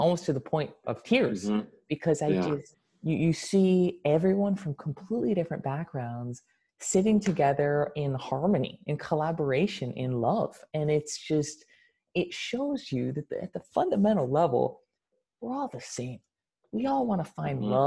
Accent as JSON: {"language": "English", "country": "United States", "tie": "born or raised there", "said": "the United States, the country I was born in, and okay, I would identify as being American"}